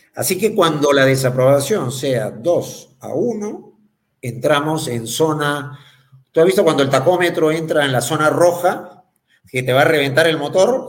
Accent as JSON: {"language": "Spanish", "country": "Peru", "said": "como peruanos"}